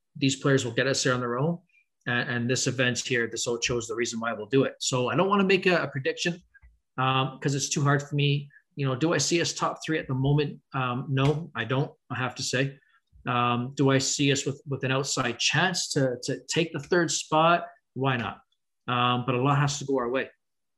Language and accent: English; Canada; can we stop being Canadian? Right? Can we stop being the country that is so nice and we're going to take care of you?